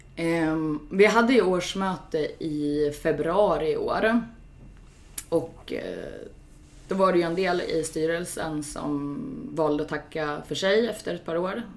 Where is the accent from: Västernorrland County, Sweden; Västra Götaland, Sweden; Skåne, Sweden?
Västernorrland County, Sweden; Sundsvall; moved away as an adult; also born or lived in Gothenburg; jag är ju född här i Sundsvall Eh, och har bott i Göteborg, flyttat tillbaks hit för två år sedan. Eh, har gått på GIF-matcher eh, sedan jag var 12 år